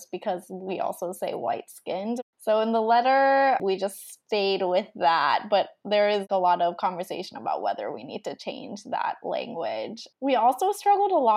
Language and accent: English; United States; when I was growing up in America